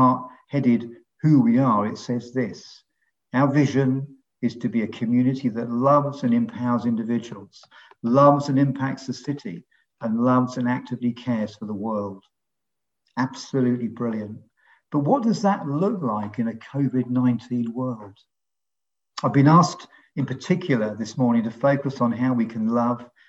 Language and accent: English; London, United Kingdom; moved away as an adult; now in Long Ashton, United Kingdom; We're originally from London, but we've been in Bristol for just over 40 years now.